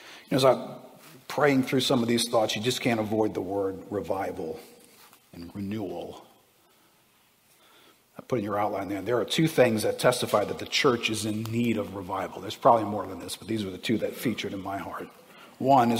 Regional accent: United States; I'm an American

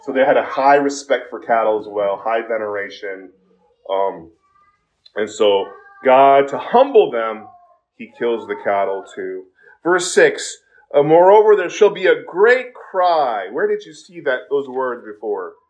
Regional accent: South Korea; now in United States; when I was growing up in Korea

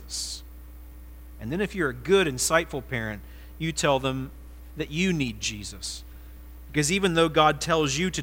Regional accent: Ohio, United States; moved away as an adult; also born or lived in South Carolina; I'm an Ohioan. This was where I'm from, and this is where I belong

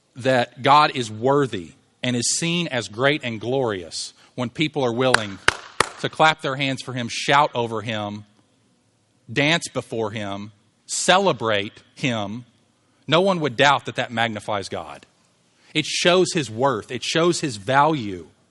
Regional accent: Louisville, Kentucky, United States; I'm from Louisville

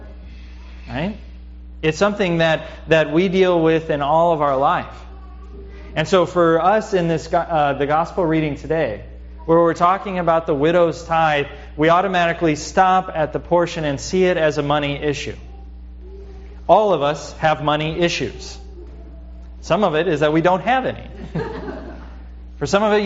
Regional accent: United States; not just as a Christian, but also as an American

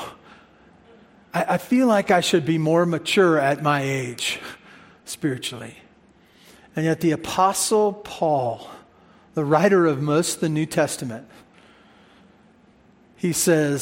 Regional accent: United States; we're American

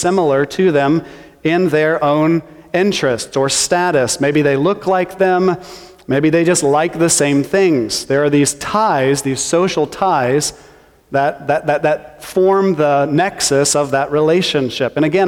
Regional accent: Missouri, United States; I'm from Missouri

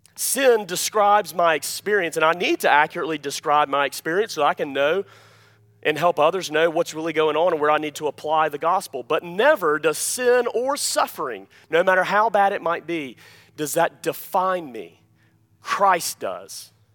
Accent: Alabama, United States; I'm from Alabama

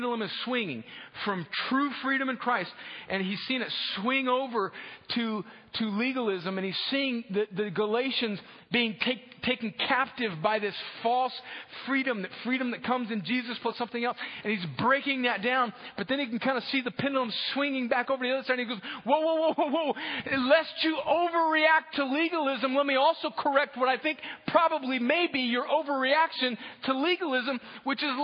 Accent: opposite Mexicali, California-Mexico border, United States; also born or lived in Los Angeles, California; I was born in Los Angeles, but when I was a young child, my parents moved down right on the Mexican border.

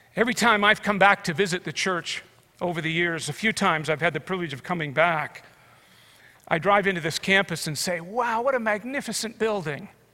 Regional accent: Canada; as a Canadian

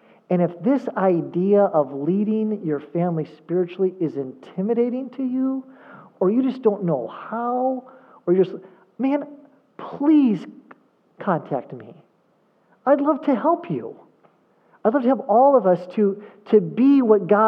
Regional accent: just outside of Chicago, Illinois, United States; I grew up just outside of Chicago, and I lived there for college

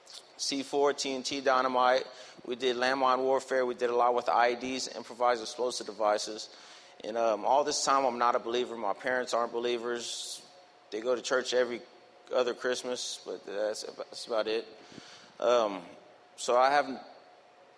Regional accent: Galveston, Texas, United States; I was born and raised in Galveston

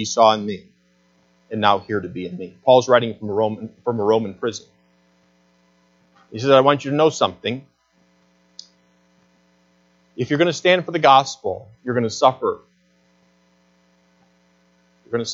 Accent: Flushing, Michigan, United States; as Michiganders and growing up in Flushing

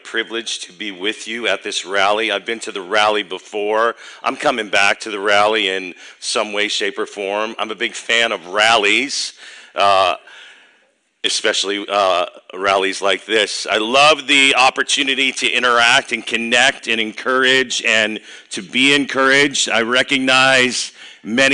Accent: Chicago, Illinois, United States; now in Dubuque, United States; I grew up in Chicago, 60148

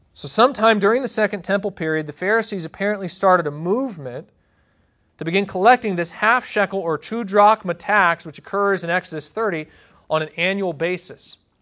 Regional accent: United States; as American

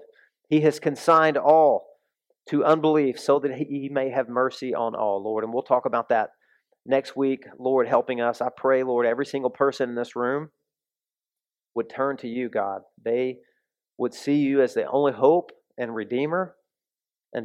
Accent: the South, United States; moved away; I came from the South

